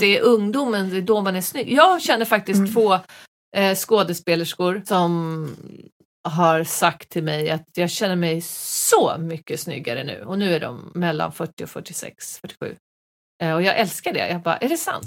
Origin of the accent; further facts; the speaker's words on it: Västerås, Västmanland, Sweden; jag är ju från Veås